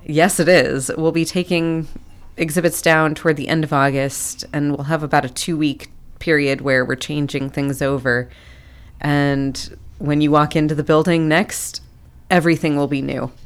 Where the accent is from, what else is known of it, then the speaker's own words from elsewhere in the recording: near Akron, Ohio, United States; moved away as an adult; also born or lived in West Africa; now in Athens, United States; I was raised up near Akron